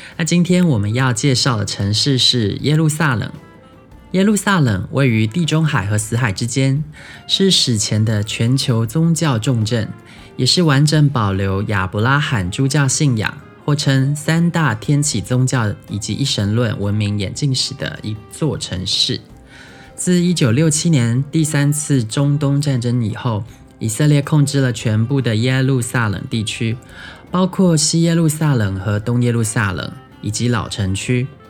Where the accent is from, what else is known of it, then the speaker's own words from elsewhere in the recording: southern Taiwan, Taiwan; first language Taiwanese Hokkien; Chinese is a second language; 也不是所有南部人都跟我一样啦，但我从小在讲台语的